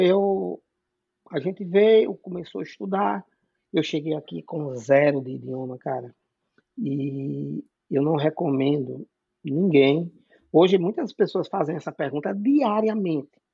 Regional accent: Natal, Rio Grande do Norte, Brazil; moved away as an adult; now in Massachusetts, United States; eu sou nordestino, com muito orgulho, eu sou de Natal, no Rio Grande do Norte

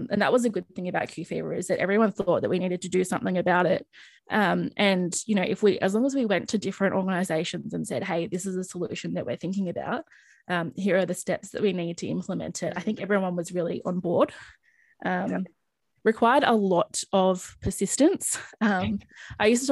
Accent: Sydney, New South Wales, Australia; moved away as an adult; move home, back to Sydney, back to my home state.

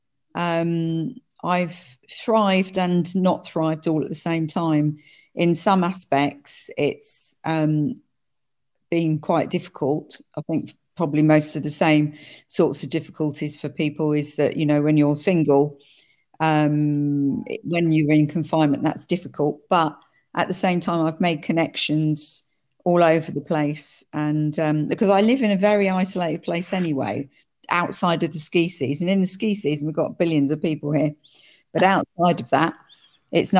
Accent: United Kingdom; now in France; I'm British and French

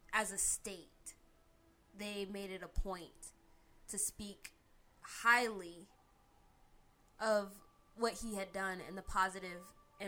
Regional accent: Germany; growing up in Germany, we all knew about the Holocaust.

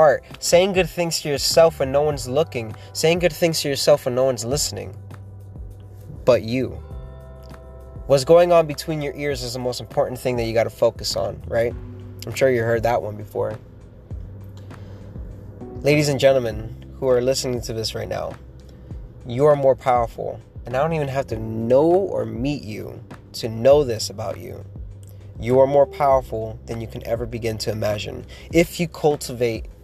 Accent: Miami, Florida, United States; I was born in Miami, and that's nowhere near anything country

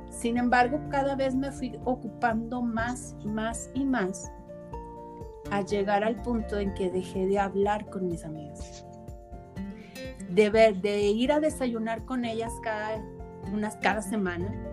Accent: Monterrey, Nuevo León, Mexico; moved away as an adult; now in Saltillo, Mexico; yo tengo 5 años viviendo aquí en Saltillo y cuando yo soy originaria de Monterrey

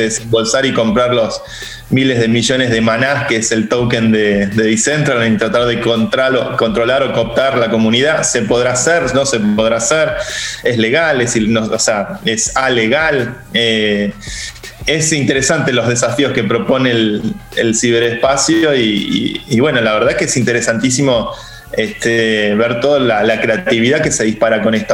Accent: Argentina; nosotros que somos argentinos

